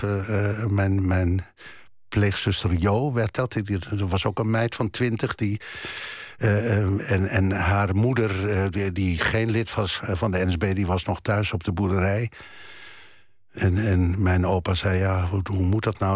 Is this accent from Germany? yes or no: yes; Germany; ik ben geboren in Duitsland